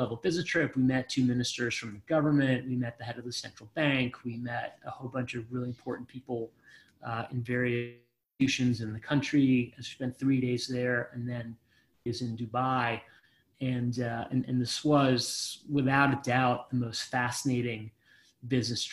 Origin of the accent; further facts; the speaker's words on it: Israel; moved away; I was born in Israel and served in the Israeli military